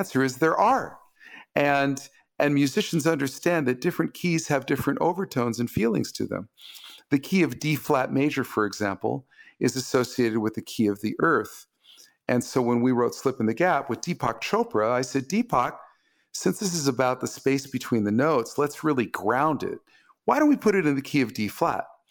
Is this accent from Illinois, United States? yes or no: no; Los Angeles, California, United States; my hometown of Los Angeles